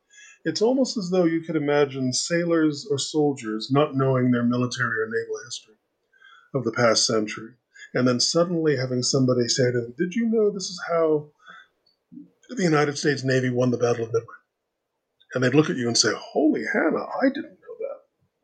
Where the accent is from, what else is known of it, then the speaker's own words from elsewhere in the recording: Canada; And although I am a Canadian liberal, which means that you would regard me as being a left-wing Democrat